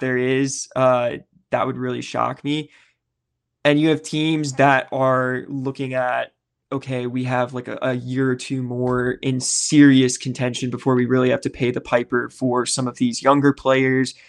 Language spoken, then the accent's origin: English; Nashville, Tennessee, United States; the Nashville Predators, my hometown team